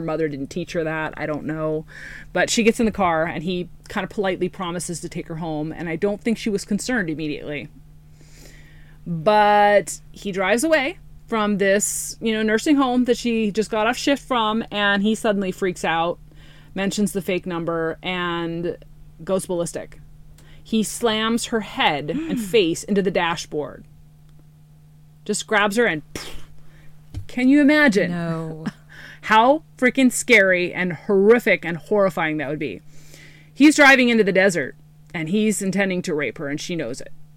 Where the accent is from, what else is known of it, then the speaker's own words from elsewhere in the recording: Green River Killer territory, Washington, United States; I grew up in Green River Killer territory.